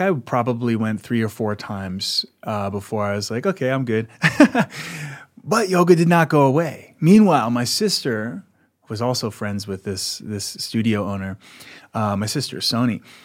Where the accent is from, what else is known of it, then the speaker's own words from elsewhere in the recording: outside of Philadelphia, Pennsylvania, United States; moved away; also born or lived in Sedona, Arizona; where I grew up outside of Philadelphia.